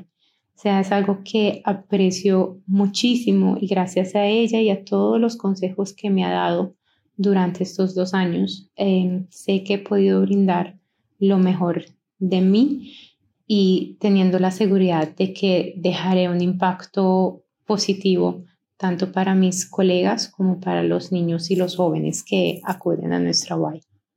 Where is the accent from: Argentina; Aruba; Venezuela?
Aruba; soy de Aruba